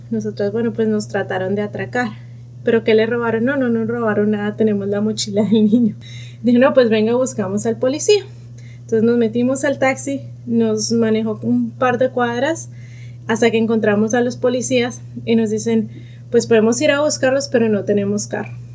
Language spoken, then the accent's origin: Spanish; Bogotá, Colombia; moved away as an adult; now in Dallas, United States; soy de Bogotá, Colombia, tengo 35 años y ahora vivo en Dallas, Texas, en Estados Unidos.